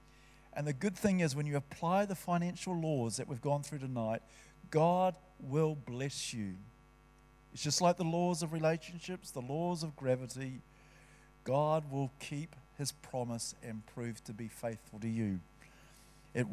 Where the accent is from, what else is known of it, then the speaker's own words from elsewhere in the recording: Palmerston North, Manawatū-Whanganui, New Zealand; When I was growing up in Palmerston North